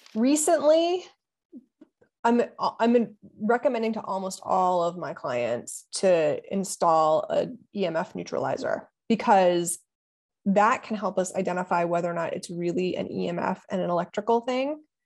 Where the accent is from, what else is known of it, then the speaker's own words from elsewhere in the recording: Ohio, United States; moved away; also born or lived in Pennsylvania; I'm from Ohio